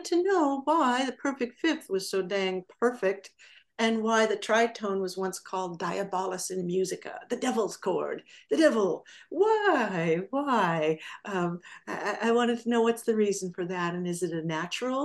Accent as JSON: {"language": "English", "region": "Southern California", "country": "United States", "tie": "born or raised there", "said": "I grew up in Southern California"}